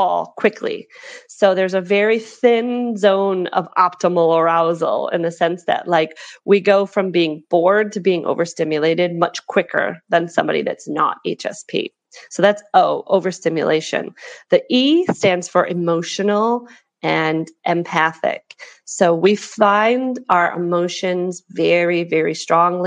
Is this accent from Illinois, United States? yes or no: yes; Chicago, Illinois, United States; now in Hong Kong; I live in Hong Kong at the moment, but I'm originally from Chicago. You can tell from my accent